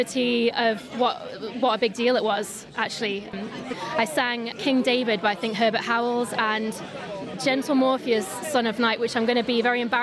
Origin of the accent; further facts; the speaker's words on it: Douglas, Isle of Man; I am very much a Manx girl, born and raised in Douglas